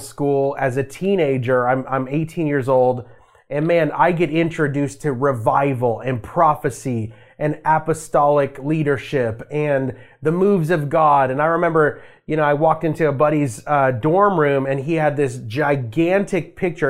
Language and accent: English; Las Vegas, Nevada, United States; I grew up in a Christian home, um, in Las Vegas, Nevada. So I'm from Vegas.